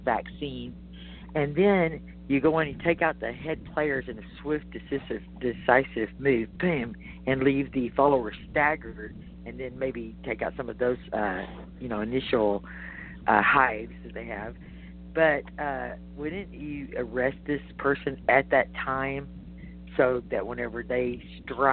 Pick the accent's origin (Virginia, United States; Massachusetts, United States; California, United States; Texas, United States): Texas, United States; as a Texan